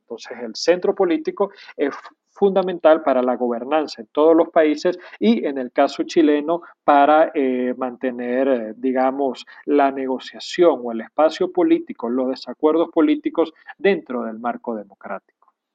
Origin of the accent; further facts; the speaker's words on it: Venezuela; Aquí mismo, en mi país, en Venezuela